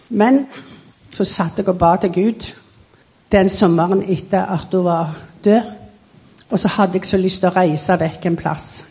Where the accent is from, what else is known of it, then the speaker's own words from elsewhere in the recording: Norway; Så i 1936 så kom jeg på ferie hjem til Norge, mm. og da ble jeg født.